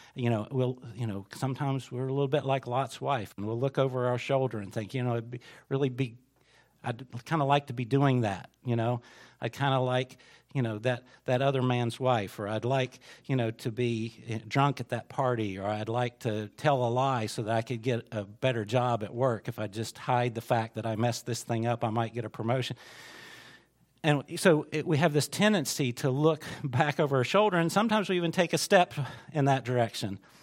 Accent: United States; as an American Christian

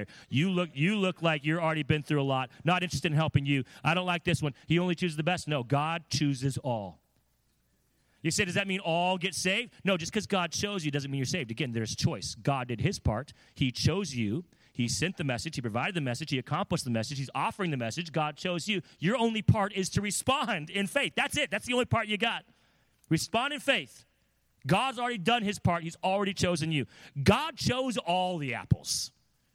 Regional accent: California, United States; now in Connecticut, United States; I'm from California.

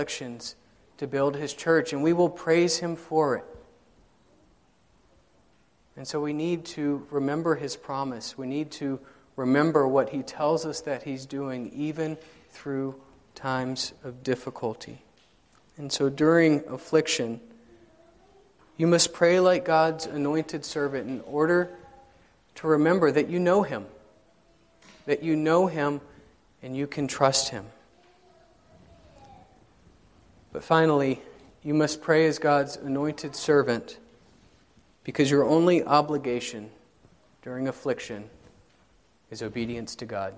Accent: South Carolina, United States; now in Indianapolis, United States; I grew up in South Carolina

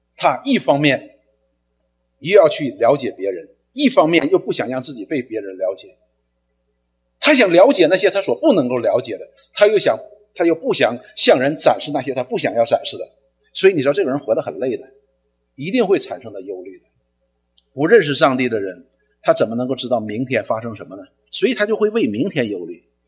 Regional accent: China; 我们中国人

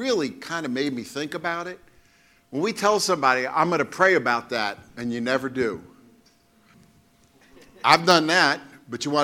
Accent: New York City, New York, United States; growing up in Brooklyn, you know, you had friends in the street

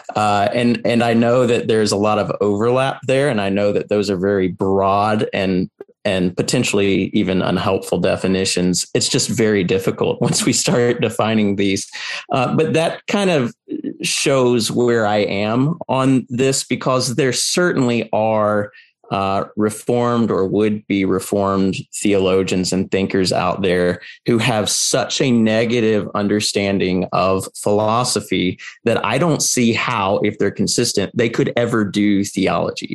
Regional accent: United States; I grew up in the American public school system

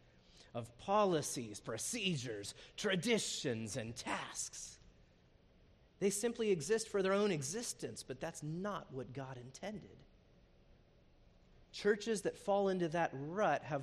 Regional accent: United States; moved away as an adult; also born or lived in Zambia; As Americans living overseas

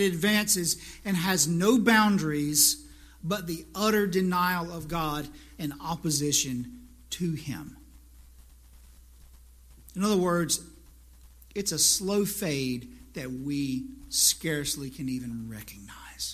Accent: South Carolina, United States; moved away; I just went to South Carolina, my hometown, a few weeks ago

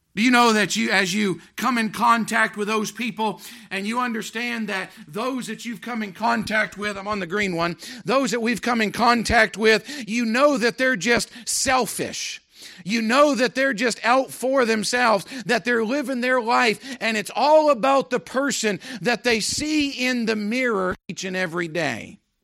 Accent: United States; I want to be remembered as being an American

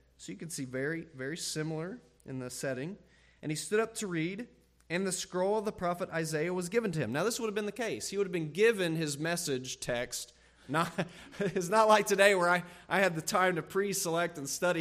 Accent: Ohio, United States; moved away as an adult; also born or lived in Texas / Illinois; Amy and I are from Ohio

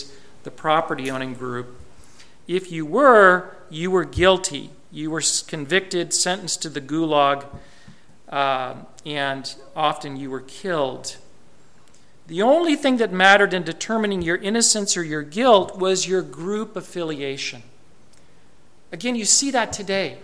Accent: United States; also born or lived in Japan; I'm an American

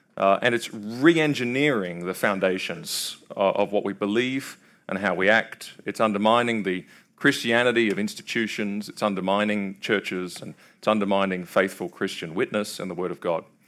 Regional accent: Australia; now in Kentucky, United States; I'm from Australia.

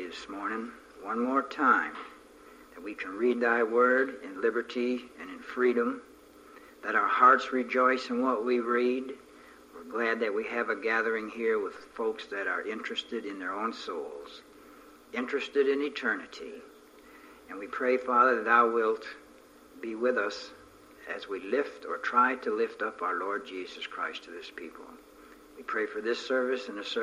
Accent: near Niagara Falls, Ontario, Canada; moved away; I was brought up right near Niagara Falls and used to swim in the Welland Canal

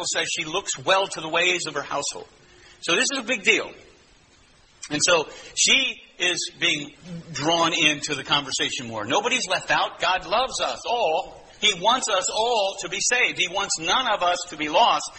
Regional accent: United States; we're American

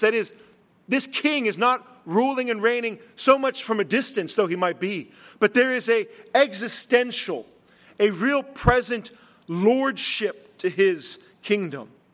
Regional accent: Latrobe, Pennsylvania, United States; I was from Latrobe

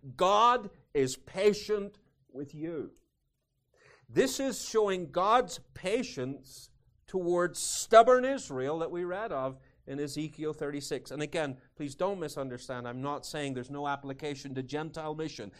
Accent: United Kingdom; moved away as an adult; now in United States; Being British, Although I'm Scots-Irish

